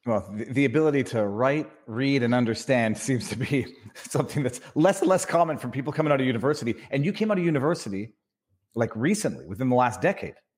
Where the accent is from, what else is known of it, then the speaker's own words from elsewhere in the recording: Canada; also born or lived in Quebec; now in Florida, United States; I'm from Canada